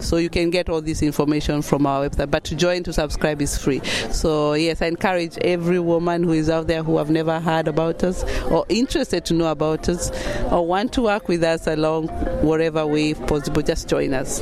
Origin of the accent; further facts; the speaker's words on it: Kenya; moved away as an adult; also born or lived in United Kingdom; now in Germany; I'm from Kenya originally